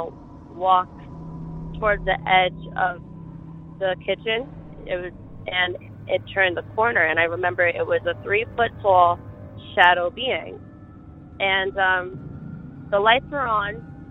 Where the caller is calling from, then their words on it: Dutchess County, New York, United States; also born or lived in Beacon, New York; I'm calling from Dutchess County, New York